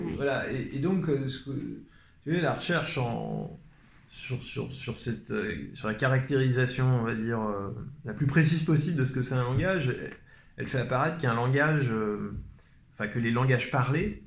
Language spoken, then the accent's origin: French; Paris, Île-de-France, France; je suis parisien